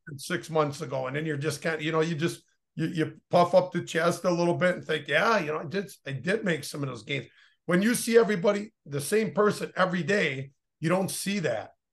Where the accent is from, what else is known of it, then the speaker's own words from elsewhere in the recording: Oshkosh, Wisconsin, United States; I grew up in Oshkosh